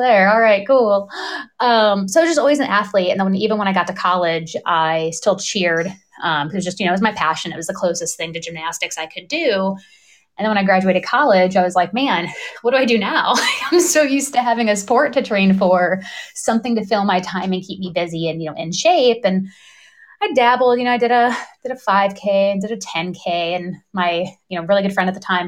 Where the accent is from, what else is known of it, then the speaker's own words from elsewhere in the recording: Northwest Ohio, United States; I grew up in Ohio in a small town, Northwest Ohio